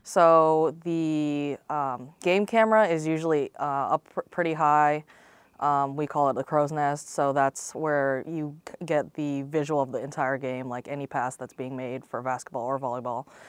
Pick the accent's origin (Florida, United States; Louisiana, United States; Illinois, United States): Florida, United States; Lakeland; I'm from Lakeland, Florida, Central Florida, right between, uh, Tampa and Orlando on I four.